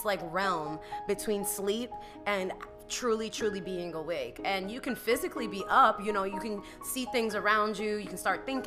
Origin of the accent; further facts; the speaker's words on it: New York, United States; as a New Yorker